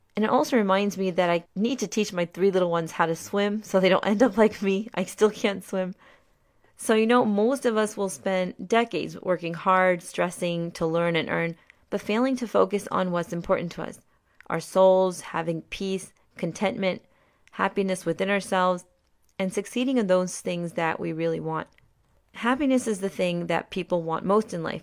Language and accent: English; Maryland, United States; also born or lived in Pakistan; I was born in Pakistan, but came to the U S at only three years old, and I grew up in Maryland for most of my life